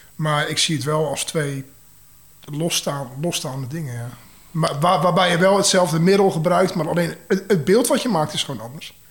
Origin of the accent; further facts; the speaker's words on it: Zeeland, Netherlands; also born or lived in Tilburg; now in Maastricht, Netherlands; Ik kom uit Zeeland en ik woon eh, bijna 17 jaar in Maastricht.